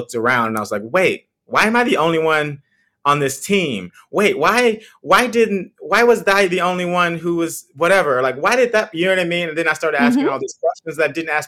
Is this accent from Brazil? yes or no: no; Texas, United States; moved away as an adult; also born or lived in St. Louis, Missouri; now in New York, United States; I'm originally from Texas. I grew up on a farm